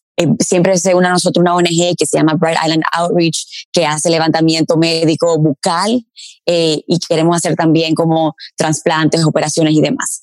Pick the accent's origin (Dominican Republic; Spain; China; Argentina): Dominican Republic; moved away as an adult; also born or lived in Paris, France